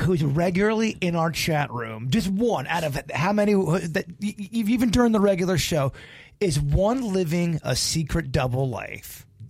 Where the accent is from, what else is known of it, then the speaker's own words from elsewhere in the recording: Lake Park, United States; moved away; I grew up back in Lake Park